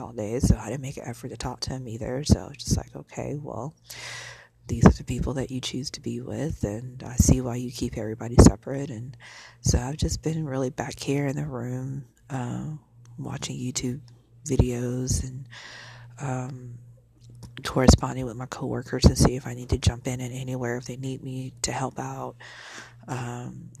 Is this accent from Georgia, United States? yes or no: no; Illinois, United States; now in Arlington, United States; I'm from Illinois